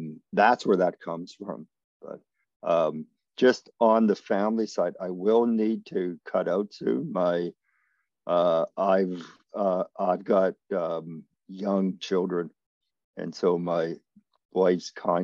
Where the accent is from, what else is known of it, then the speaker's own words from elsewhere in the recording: Manitoba, Canada; moved away; growing up in Manitoba